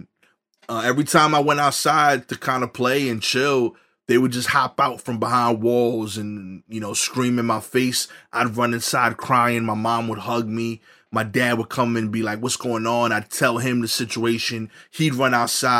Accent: New York City, New York, United States; growing up in East New York

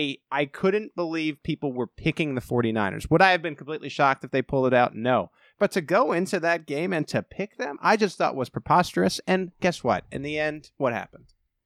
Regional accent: Long Island, New York, United States; I was born in New York. I'm from Long Island.

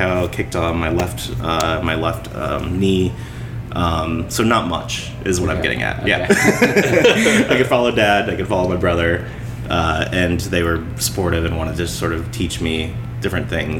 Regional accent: Macomb, Illinois, United States; now in Chicago, United States; Macomb, Illinois. I was born and raised on a farm.

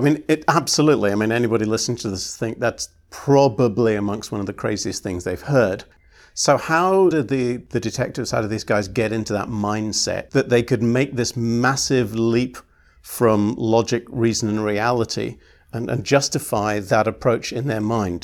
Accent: United Kingdom; I'm British

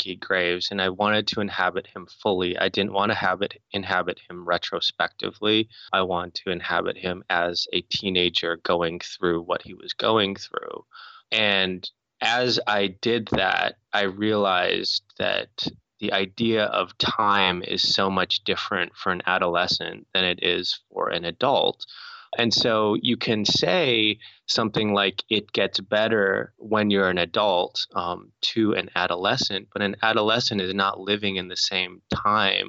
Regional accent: North Dakota, United States; I grew up in North Dakota

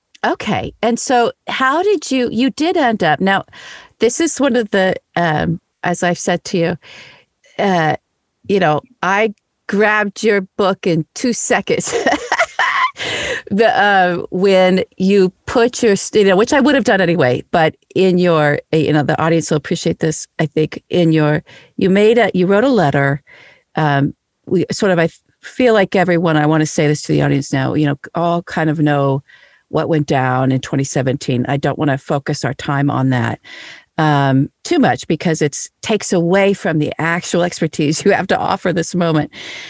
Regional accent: New York, United States; I love New York. I'm from New York.

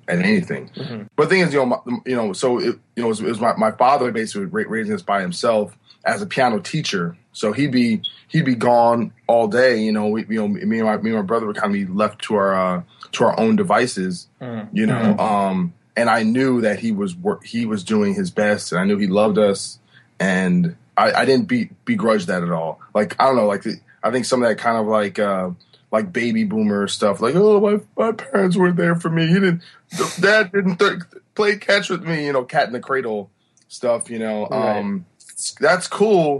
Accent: New Brunswick, New Jersey, United States; also born or lived in Rahway, New Jersey; I was born in Rahway, New Jersey, but grew up in New Brunswick, New Jersey

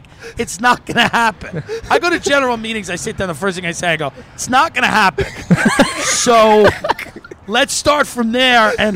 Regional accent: Long Island, New York, United States; moved away as an adult; now in Los Angeles, United States; I'm from Long Island.

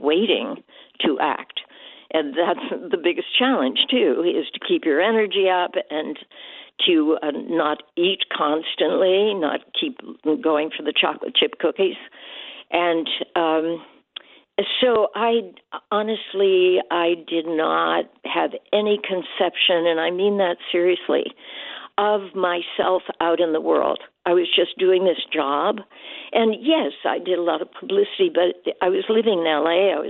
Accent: Pittsburgh, Pennsylvania, United States; moved away; I was from Pittsburgh

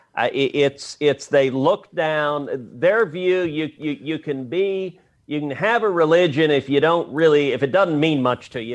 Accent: Texas, United States; I'm a Texan

